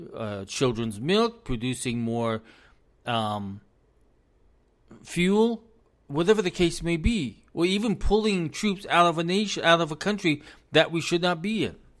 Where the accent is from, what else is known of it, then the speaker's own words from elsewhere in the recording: United States; As an American